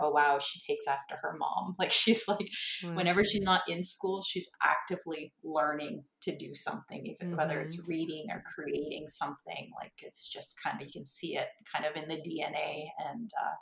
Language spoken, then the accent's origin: English; Six Nations, southern Ontario, Canada; I'm from Six Nations, which is a reserve in southern Ontario.